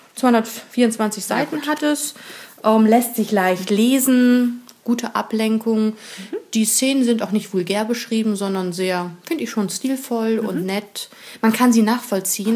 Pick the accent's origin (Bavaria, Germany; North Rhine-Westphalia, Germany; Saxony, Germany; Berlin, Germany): North Rhine-Westphalia, Germany; near Bonn; in der Nähe von Bonn, haha, wo ich herkomme, gebürtig